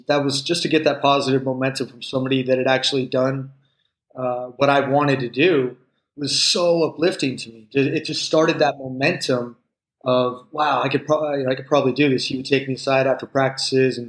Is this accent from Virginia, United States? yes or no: no; Palo Alto, California, United States; growing up in Palo Alto, it was a very competitive environment